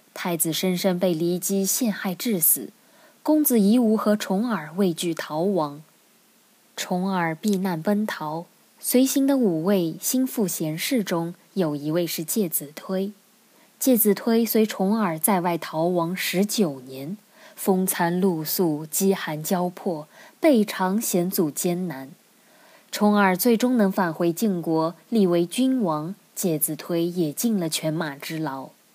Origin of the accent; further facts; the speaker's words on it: China; 我们中国人